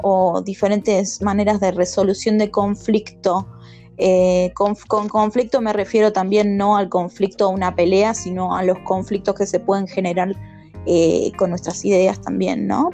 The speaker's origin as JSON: {"language": "Spanish", "region": "Buenos Aires", "country": "Argentina", "said": "soy de Buenos Aires, Argentina"}